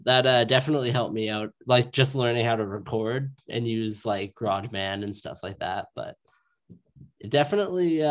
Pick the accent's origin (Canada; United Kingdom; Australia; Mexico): Canada; Edmonton, Alberta; I grew up in Castle Downs on the north.